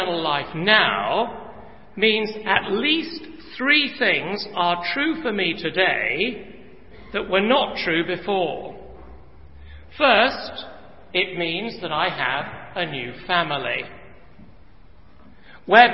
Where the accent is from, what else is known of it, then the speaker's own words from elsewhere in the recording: England, United Kingdom; I come from England